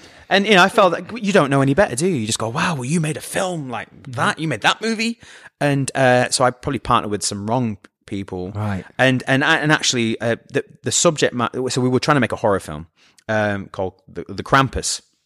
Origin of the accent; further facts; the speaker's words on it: Scunthorpe, Yorkshire and the Humber, United Kingdom; moved away; I'm from Scunthorpe